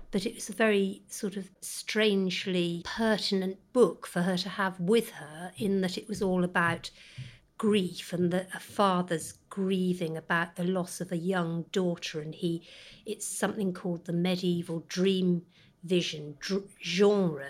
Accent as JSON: {"language": "English", "area": "the Cotswolds, Gloucestershire", "region": "South West England", "country": "United Kingdom", "tie": "born or raised there", "said": "we grew up in the Cotswolds"}